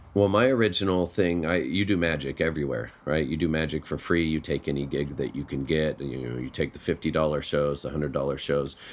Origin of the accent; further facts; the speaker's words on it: Colorado, United States; I'm from Colorado